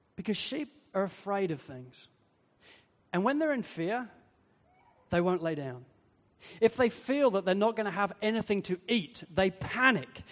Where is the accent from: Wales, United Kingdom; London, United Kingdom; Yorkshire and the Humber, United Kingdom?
Wales, United Kingdom; I come from Wales, where so many people are hill sheep farmers